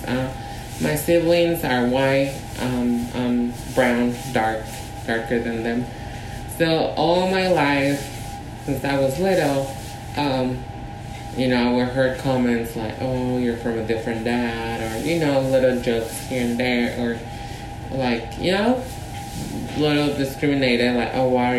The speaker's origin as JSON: {"language": "English", "region": "Mexico City", "country": "Mexico", "tie": "born or raised there", "moved": "yes", "lives_now": "San Francisco, United States", "said": "we were born and raised in Mexico City"}